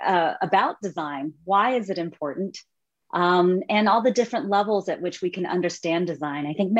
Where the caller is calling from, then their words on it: Palo Alto, California, United States; I'm in Palo Alto, California. It's nice and early, 8 a.m. right now.